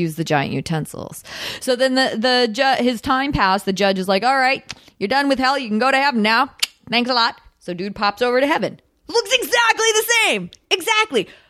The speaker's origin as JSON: {"language": "English", "town": "Victoria", "region": "British Columbia", "country": "Canada", "tie": "born or raised there", "also_born_or_lived": "Ottawa, Ontario", "moved": "yes", "lives_now": "Los Angeles, United States", "said": "I was born in Victoria, British Columbia, up, up island"}